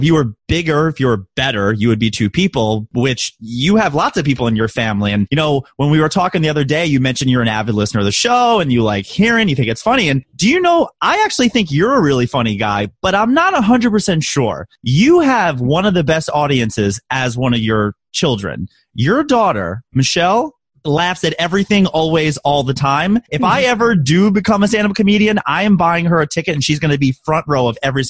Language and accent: English; Baltimore, Maryland, United States; accent: Baltimore; I can turn on my Baltimore accent if I want to.